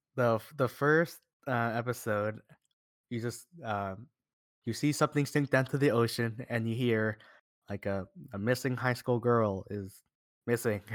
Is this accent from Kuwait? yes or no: no; United States; we're from America